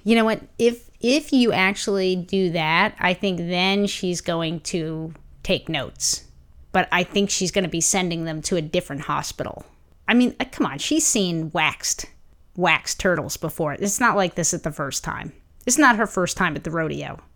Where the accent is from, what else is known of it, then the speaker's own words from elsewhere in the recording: New York City, New York, United States; growing up in Brooklyn, I didn't need a car